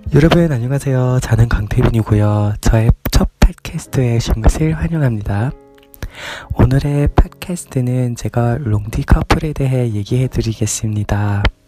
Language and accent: Korean; United Kingdom; Korean is a second language; 저는 영국인이라서 영국에 살고